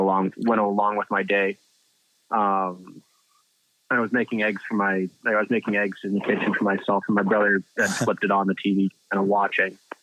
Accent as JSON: {"language": "English", "country": "Canada", "tie": "born or raised there", "said": "a kid growing up in Canada"}